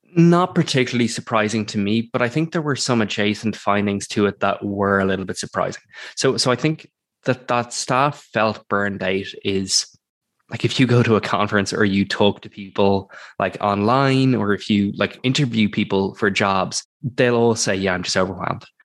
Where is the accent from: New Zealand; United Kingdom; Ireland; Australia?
Ireland; I'm also from Ireland